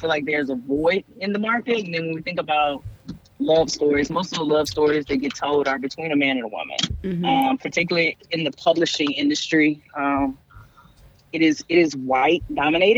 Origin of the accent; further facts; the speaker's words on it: the South, United States; I grew up in the South.